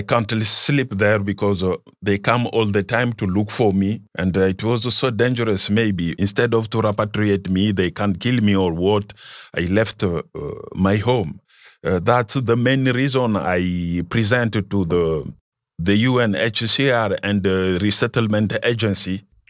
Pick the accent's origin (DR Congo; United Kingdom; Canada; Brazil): DR Congo; moved away as an adult; also born or lived in Zambia; now in Kenya; I was rejected because I came from Congo, passing by Zambia, Tanzania, and Kenya.